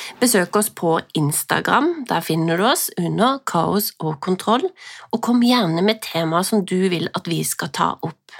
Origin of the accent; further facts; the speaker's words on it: Sørlandet, Norway; Vi er jo sørlendinger begge